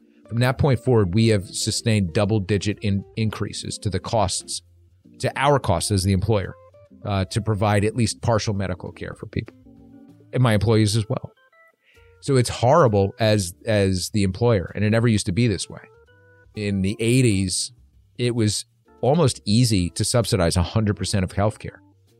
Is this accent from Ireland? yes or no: yes; Ireland; I'm Irish and I hated that.